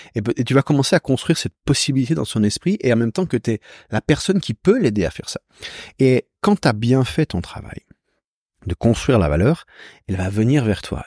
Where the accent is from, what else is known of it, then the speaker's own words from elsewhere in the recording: Switzerland; je viens de Suisse